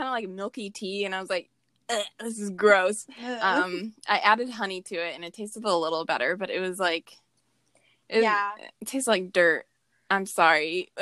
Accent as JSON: {"language": "English", "region": "the South", "country": "United States", "said": "We're also Southern, too."}